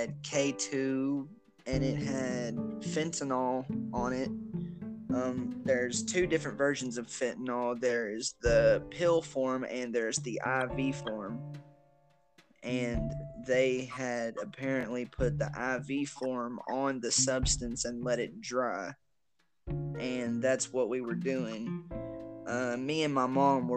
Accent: Versailles, Kentucky, United States; moved away; I am from Versailles, Kentucky, originally

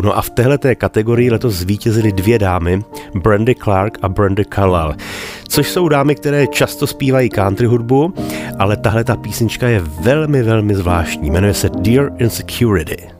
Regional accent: Bohemia, Czechia; u nás v Čechách

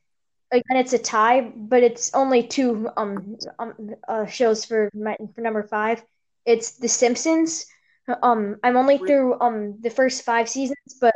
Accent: Kentucky, United States; I'm gonna get my Kentucky Fried Chicken because I'm from Kentucky.

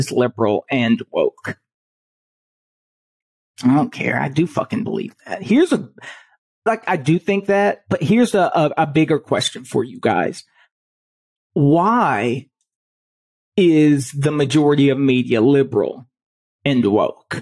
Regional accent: Chicago, Illinois, United States; I grew up, I was born in Chicago

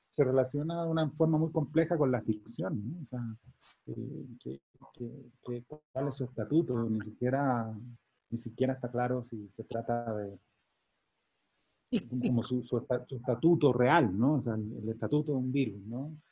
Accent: Chile; moved away; yo lo veo como un chileno viviendo fuera, para informarme sobre Chile

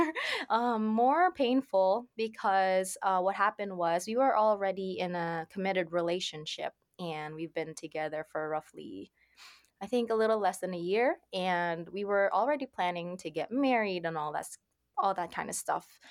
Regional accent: Philippines; also born or lived in Saudi Arabia; now in Nova Scotia, Canada; I currently live in Canada, in Nova Scotia, but I'm originally from the Philippines. I was born in Saudi Arabia

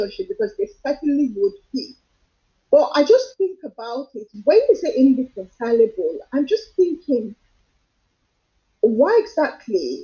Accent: Nigeria; I'm Nigerian

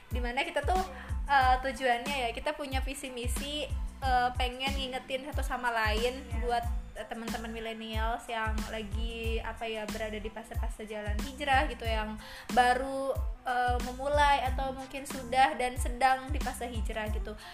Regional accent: Majalengka, West Java, Indonesia; uh, saya dari Majalengka Jawa Barat Sunda

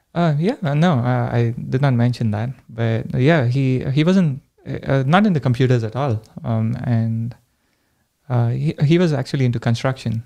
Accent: India; moved away as an adult; now in United States; I grew up in India

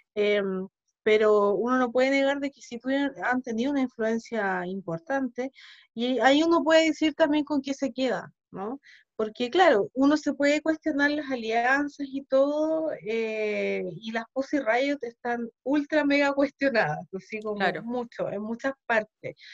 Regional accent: Chile; also born or lived in Ukraine / Sweden; Yo acá llegué chica igual, yo acá llegué como a los siete años

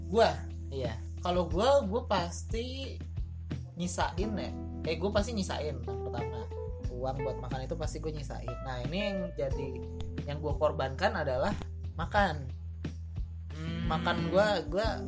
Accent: Bekasi, West Java, Indonesia; gue dari Bekasi bawa beras loh

